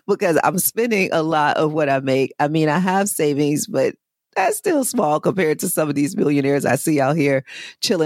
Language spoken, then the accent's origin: English; Chicago, Illinois, United States; I grew up in Chicago, mainly on the South Side.